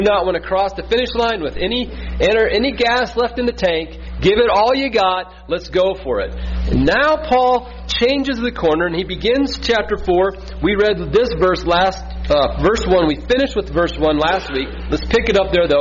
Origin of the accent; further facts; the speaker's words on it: Midwest, United States; We're from the Midwest